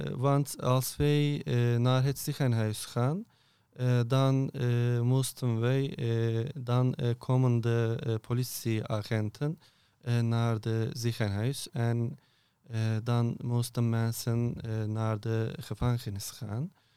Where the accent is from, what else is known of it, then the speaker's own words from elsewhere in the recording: Turkey; Dutch is a second language; moved away as an adult; now in Erp, Netherlands; ik kom uit Turkije